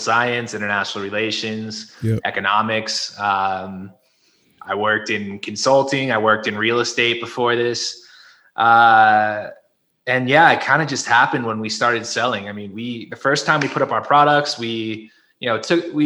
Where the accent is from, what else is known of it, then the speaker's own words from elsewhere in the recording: Connecticut, United States; moved away as an adult; now in Mexico; I am originally from Connecticut, grew up in the Northeast. However, now I live in Mexico